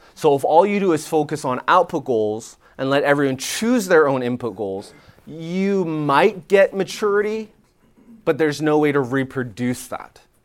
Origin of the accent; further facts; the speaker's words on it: Canada; moved away as an adult; now in Nashville, United States; I'm Canadian